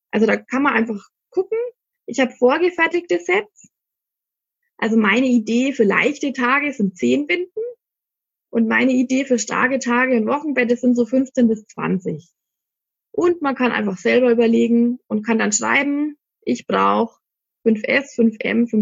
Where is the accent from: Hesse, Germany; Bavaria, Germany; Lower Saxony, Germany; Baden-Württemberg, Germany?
Bavaria, Germany; Ansbach; Also ich komme aus Ansbach, das ist in Mittelfranken. Vielleicht habt ihr es eh schon gehört.